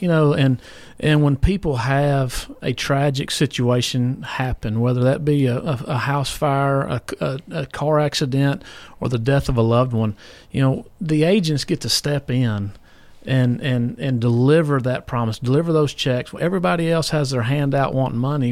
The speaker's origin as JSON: {"language": "English", "town": "Columbia", "country": "United States", "tie": "born or raised there", "said": "I grew up in Sunnyside, so I'd ride my bike to Giant Foods"}